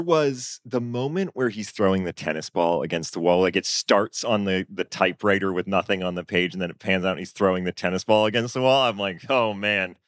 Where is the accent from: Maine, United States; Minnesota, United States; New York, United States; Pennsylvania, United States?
Maine, United States; Augusta; moved away; also born or lived in Chicago; I grew up in Maine